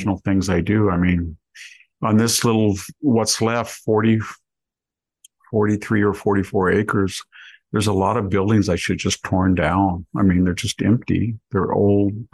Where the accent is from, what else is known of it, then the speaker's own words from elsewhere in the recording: Selma, California, United States; also born or lived in Greece / Palo Alto / Santa Cruz; I'm from Selma right here